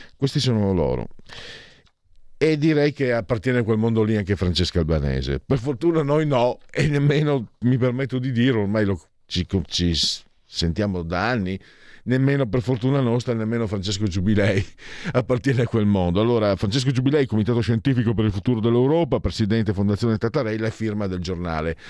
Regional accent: Triveneto, Italy; vengo dal Triveneto

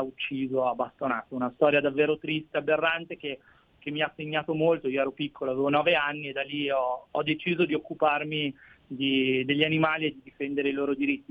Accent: Bolzano, Trentino-Alto Adige, Italy; quando ero piccolino nella mia città, io sono di Bolzano, nella mia città c'era un orso

